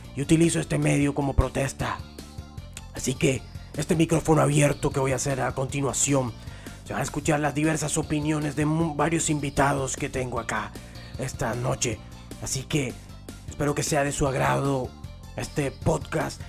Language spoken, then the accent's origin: Spanish; Colombia; como colombianos de bien